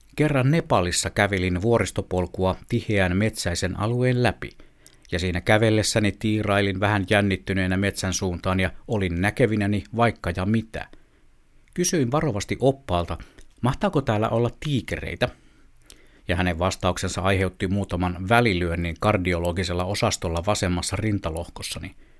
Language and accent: Finnish; Southern Savonia, Finland; moved away; synnyin kaupungissani Etelä-Savossa